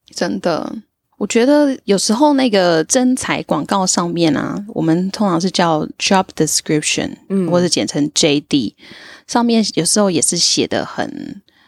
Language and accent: Chinese; Tainan, Taiwan; 我自己是在台南长大，然后从来没有出过国，但是一直以来都对英文非常非常的有兴趣。现在呢是在外商公司担任专案经理的工作